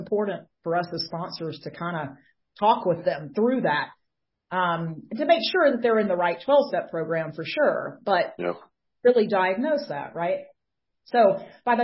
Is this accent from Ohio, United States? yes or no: no; Atlanta, Georgia, United States; I am from the Atlanta, Georgia area.